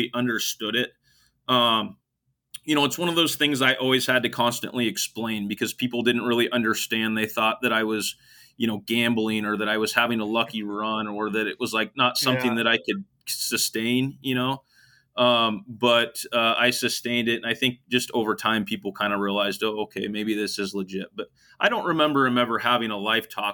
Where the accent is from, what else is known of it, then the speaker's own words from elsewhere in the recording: Sweet Home, Oregon, United States; moved away as an adult; now in California, United States; coach back in my hometown where I grew up and played